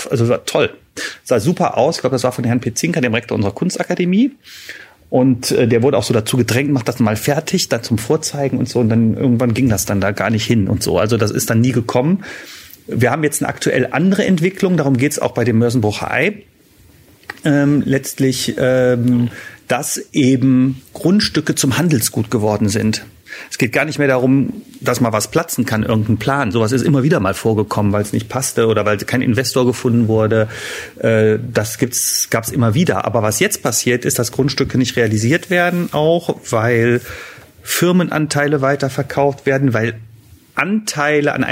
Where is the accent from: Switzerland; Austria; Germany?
Germany; Düsseldorf, North Rhine-Westphalia; Eine kurze Frage als Düsseldorfer.